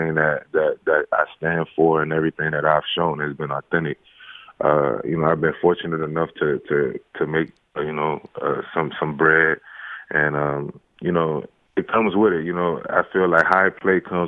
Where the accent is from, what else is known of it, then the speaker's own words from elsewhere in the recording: New Orleans, Louisiana, United States; I'm from New Orleans, so competition is a huge thing out here.